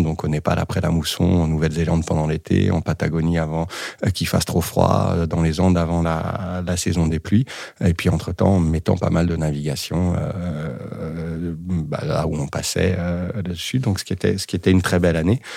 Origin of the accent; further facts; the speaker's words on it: Saint-Étienne, Auvergne-Rhône-Alpes, France; now in Lyon, France; J'ai grandi et joué au foot à Saint-Etienne.